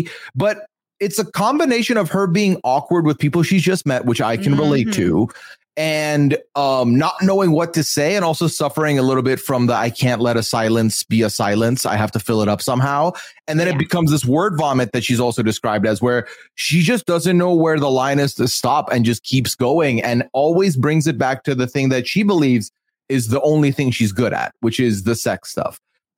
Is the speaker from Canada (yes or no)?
no; Dubai, United Arab Emirates; Like, listen, I come from Dubai.